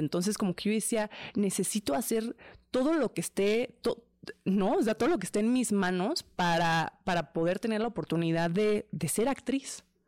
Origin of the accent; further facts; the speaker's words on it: Mexico; soy mexicana